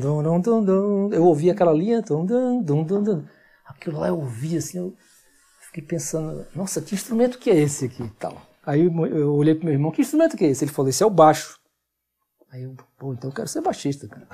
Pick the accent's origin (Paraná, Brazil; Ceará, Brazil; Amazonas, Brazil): Ceará, Brazil; Fortaleza; also born or lived in Camocim, Ceará; now in São Paulo, Brazil; a gente mudou de Camusim para Fortaleza, morei em Camusim até os 9 anos.